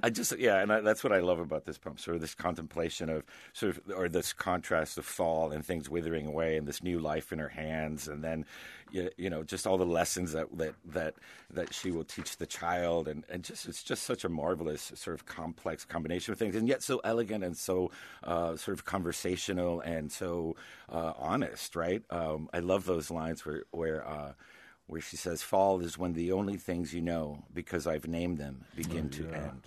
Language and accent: English; Miami, Florida, United States; moved away as an adult; also born or lived in Connecticut; I grew up in Miami